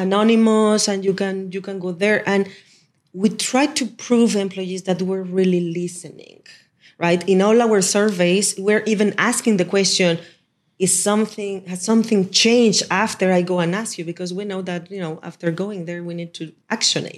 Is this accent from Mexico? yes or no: yes; Mexico; moved away; back in Mexico, in my hometown